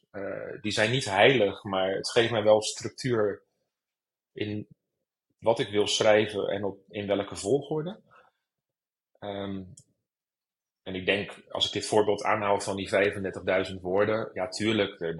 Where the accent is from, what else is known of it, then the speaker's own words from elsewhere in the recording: Rotterdam, South Holland, Netherlands; moved away as an adult; now in Amsterdam, Netherlands; geboren in Rotterdam.